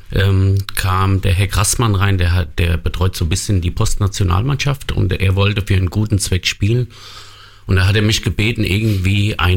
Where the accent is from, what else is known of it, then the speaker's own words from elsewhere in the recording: Wiesbaden, Hesse, Germany; Ich komme normalerweise aus Wien Wiesbaden, mhm. habe dort in, beim Kla äh, Klarenthaler SC gespielt und äh, bin dann auf die richtige Seite nach Mainz gekommen.